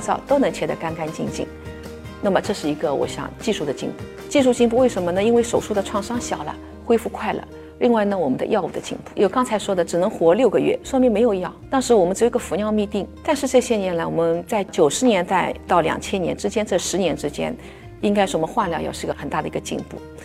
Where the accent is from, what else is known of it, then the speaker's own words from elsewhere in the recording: China; 我们中国人